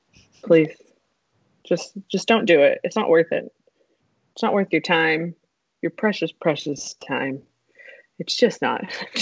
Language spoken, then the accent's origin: English; the South, United States; accent: Southern; But this film really reminded me why I'm thankful that I was able to get rid of my own Southern accent, which I did have. If anybody has met my mother, she is from Louisiana, very Southern.